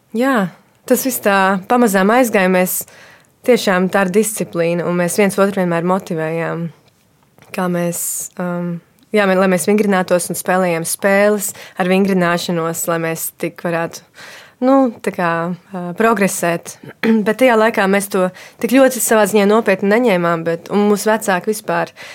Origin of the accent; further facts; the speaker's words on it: Dobele, Dobele Municipality, Latvia; Mēs um, uzaugām uh, Dobelē, es kopā ar māsu un brāli